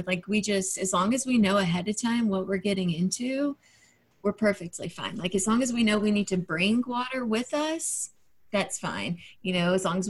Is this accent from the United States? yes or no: yes; Georgia, United States; now in Asheville, United States; I'm from Georgia